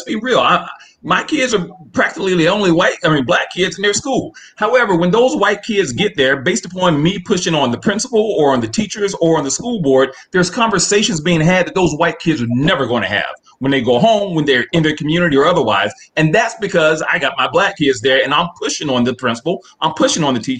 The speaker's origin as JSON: {"language": "English", "town": "Columbia", "region": "South Carolina", "country": "United States", "said": "I I'm from Columbia, South Carolina. I had black teachers. I went to an all black high school."}